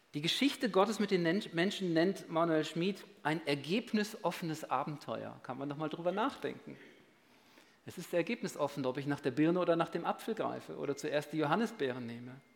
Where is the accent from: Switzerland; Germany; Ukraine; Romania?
Switzerland; bei uns in der Schweiz